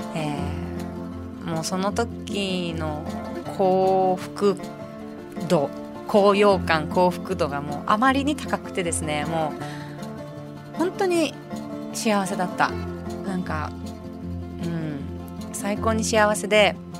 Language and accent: Japanese; Tokyo, Japan; moved away; also born or lived in Okinawa; 自分の故郷である東京